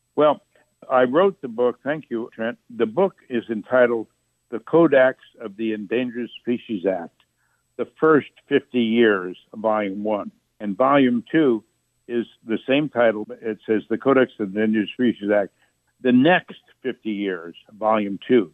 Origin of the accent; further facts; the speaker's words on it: Jasper County, northern Indiana, United States; also born or lived in Chicago, Illinois; I was born in Chicago, but I was raised on my family farm in Indiana, which is about 100 miles south and west of Chicago in Indiana, northern Indiana, Jasper County